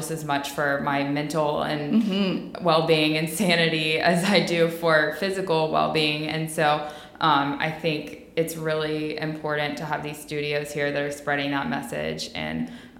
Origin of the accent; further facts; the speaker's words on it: the South, United States; especially growing up in the South.